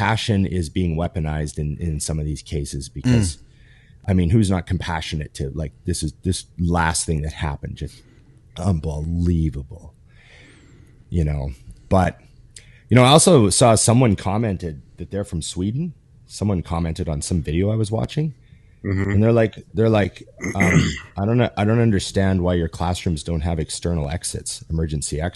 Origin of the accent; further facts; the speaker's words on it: Canada; as a Canadian